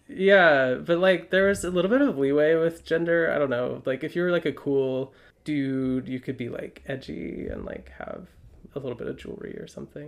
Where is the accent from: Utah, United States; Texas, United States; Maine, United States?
Utah, United States; Highland; moved away as an adult; now in Brooklyn, United States; from Utah. I grew up in Highland, so Utah County proper